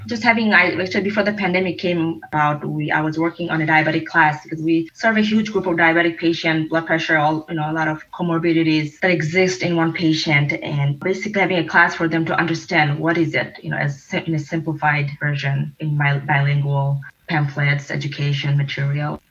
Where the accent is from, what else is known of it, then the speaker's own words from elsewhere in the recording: Detroit, Michigan, United States; also born or lived in Sylhet, Bangladesh / Virginia; for my majority of my life stayed and you know grew, grew up in Detroit, Michigan, and went to schools here